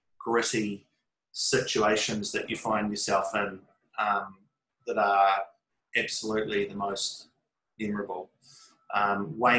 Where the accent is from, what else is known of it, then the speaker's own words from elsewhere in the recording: New Zealand; part of being a Kiwi, part of being a New Zealander